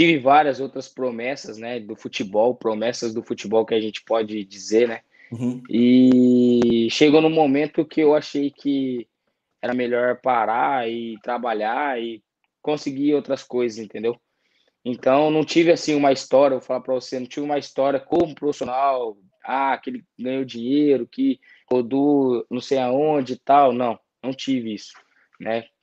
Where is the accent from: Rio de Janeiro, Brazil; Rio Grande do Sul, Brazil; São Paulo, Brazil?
São Paulo, Brazil; Muito, eu sou de São Paulo. Tem muitos, tem muitos amigos japa.